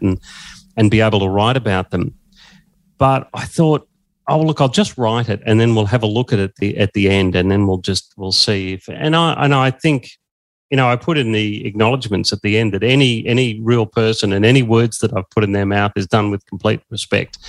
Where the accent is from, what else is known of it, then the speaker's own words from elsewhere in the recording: Echuca, Victoria, Australia; also born or lived in Swan Hill; I grew up in Echuca in, uh, and so in 1984 I was at high school in Echuca